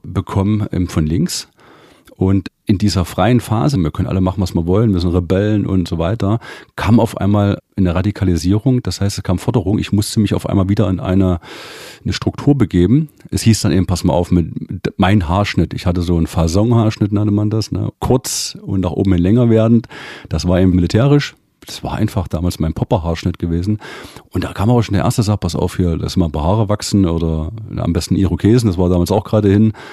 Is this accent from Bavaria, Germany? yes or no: no; Delitzsch, Saxony, Germany; Das ist eine Kleinstadt bei Leipzig, Delitzsch